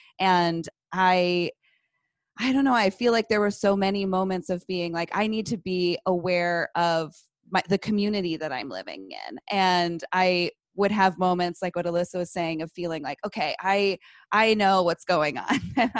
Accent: San Francisco, California, United States; I grew up in the Bay Area. I was born in San Francisco and went to a public school in San Francisco

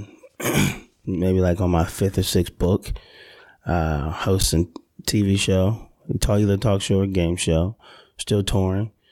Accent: Delaware, United States; moved away; I'm from Delaware

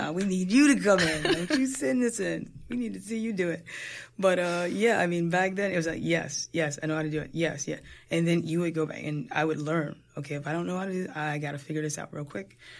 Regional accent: New Jersey, United States; I'm a Jersey girl, born and raised in Jersey

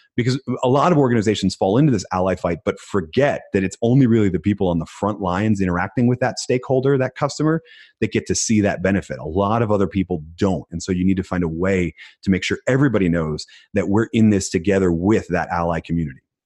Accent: Philadelphia, Pennsylvania, United States; I was born in Philadelphia and we're like the city of underdogs

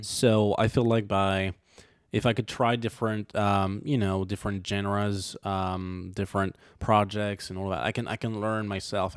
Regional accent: Montmiral, Auvergne-Rhône-Alpes, France; accent: French; English is a second language; moved away; I'm from a small city, um, well, technically a village. It's called Montmiral

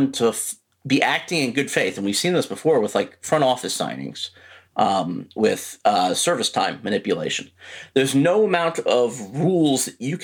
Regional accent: Baltimore, Maryland, United States; I'm from Baltimore

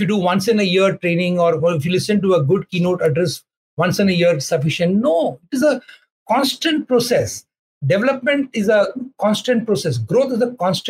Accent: India; in our country, in India

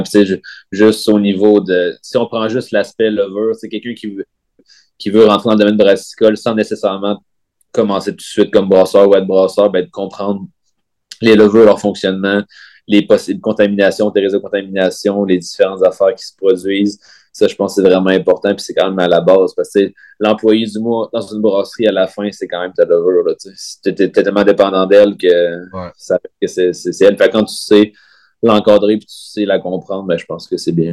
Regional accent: Val-d'Or, Quebec, Canada; moved away as an adult; also born or lived in Sherbrooke; mon attachement pour, pour ma ville natale

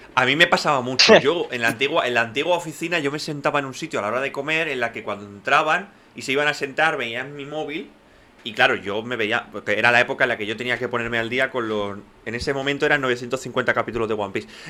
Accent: Catalonia, Spain; first language Spanish; crecimos, porque vivimos en Cataluña

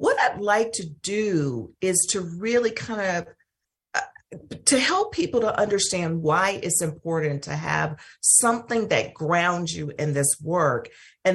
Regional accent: Mississippi, United States; I loved growing up in Mississippi

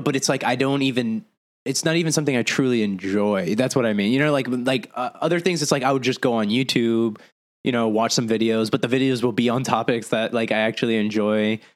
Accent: Lawrence, Massachusetts, United States; also born or lived in Arizona / Puerto Rico (ancestry); now in Florida, United States; growing up in Massachusetts, like Lawrence, Massachusetts, it's like a Hispanic ghetto

